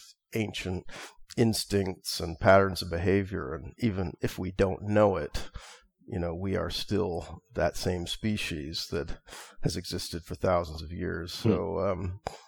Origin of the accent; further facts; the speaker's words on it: United States; also born or lived in California / Seattle, Washington; born and growing up in California and Seattle